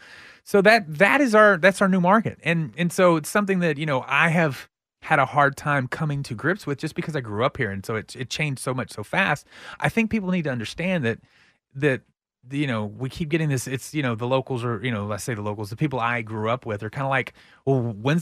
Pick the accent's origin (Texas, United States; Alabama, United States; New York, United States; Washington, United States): Texas, United States; Pflugerville; I'm from Pflugerville, so I can say Pflugerville.